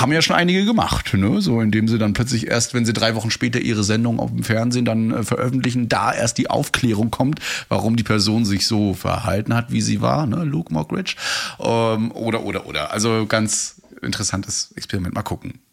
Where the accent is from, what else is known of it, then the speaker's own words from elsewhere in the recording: Mecklenburg-Vorpommern, Germany; bei uns in MV